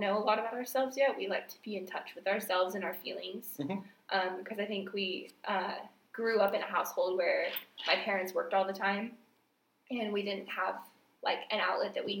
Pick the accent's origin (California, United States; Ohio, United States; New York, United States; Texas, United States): Texas, United States; Houston; also born or lived in Montgomery, Texas; when I was younger, we grew up in Houston